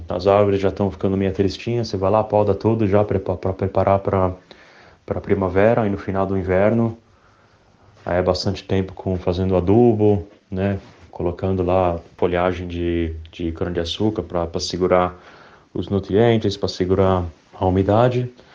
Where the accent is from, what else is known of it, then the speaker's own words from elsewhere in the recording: Brazil; moved away as an adult; also born or lived in Sydney, Australia / Brisbane, Australia; now in Australia; eu sou brasileiro